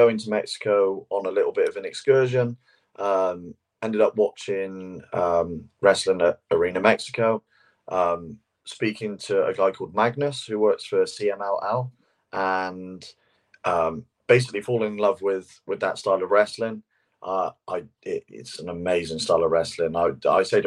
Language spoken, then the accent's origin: English; England, United Kingdom; as two English guys